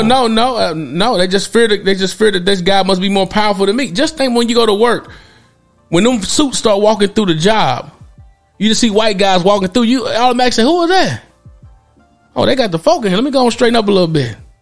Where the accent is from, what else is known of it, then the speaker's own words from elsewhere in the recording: Knoxville, Tennessee, United States; I'm a native of Tennessee. I'm a native of Knoxville, Tennessee. I'm originated from that area.